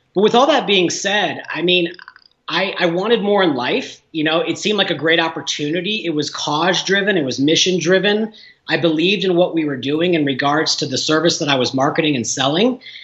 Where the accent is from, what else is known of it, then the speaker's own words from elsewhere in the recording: Illinois, United States; moved away as an adult; also born or lived in Southern California; now in Denver, United States; small towns in my home state of Illinois